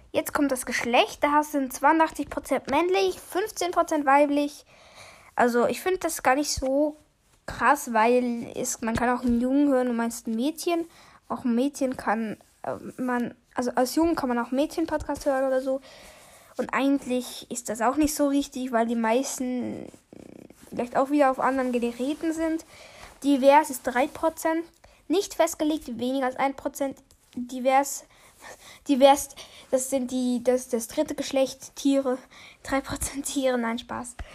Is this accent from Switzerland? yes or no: yes; Switzerland; Ich bin auch Schweizer.